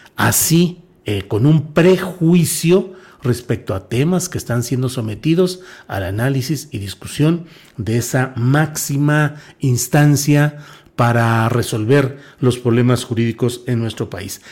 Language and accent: Spanish; Torreón, Coahuila, Mexico; Coahuila, mi estado natal y mi tierra natal específicamente, Torreón, Coahuila